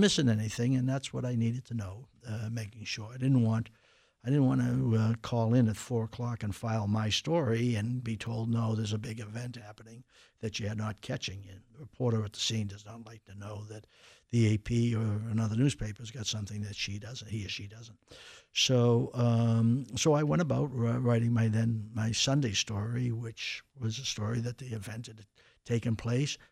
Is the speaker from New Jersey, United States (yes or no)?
no; Boston, Massachusetts, United States; I grew up in Dorchester